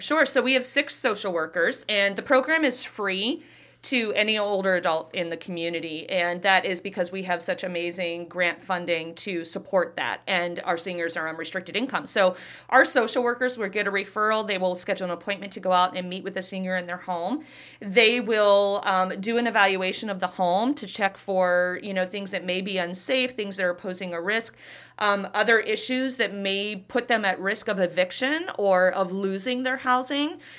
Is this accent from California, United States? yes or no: no; Youngstown, Ohio, United States; moved away as an adult; now in Davenport, United States; I'm originally from Youngstown, Ohio